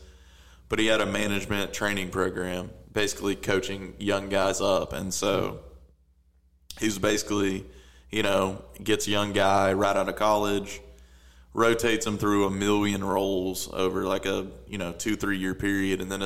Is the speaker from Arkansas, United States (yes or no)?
yes; Little Rock, Arkansas, United States; born or raised there